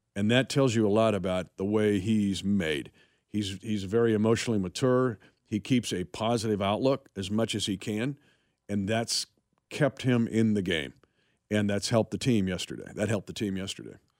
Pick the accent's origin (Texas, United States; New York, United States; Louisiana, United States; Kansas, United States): Kansas, United States; Smith Center; moved away; my hometown of Smith Center.